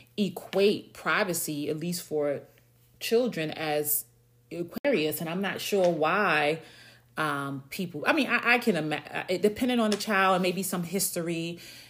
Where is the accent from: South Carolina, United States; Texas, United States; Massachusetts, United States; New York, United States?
New York, United States; moved away; I'm from New York. You know, we lived in a 3-bedroom, typical New York apartment.